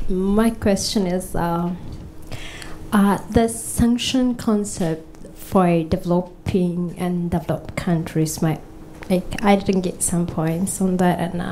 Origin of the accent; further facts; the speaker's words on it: Ethiopia; moved away; I'm from Ethiopia and I'm here for academic purpose